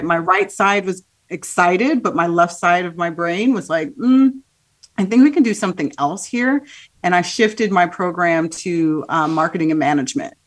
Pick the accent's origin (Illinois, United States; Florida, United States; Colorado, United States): Illinois, United States; Midwest; also born or lived in Haiti; I was raised in the Midwest, um, my home was very much a Haitian home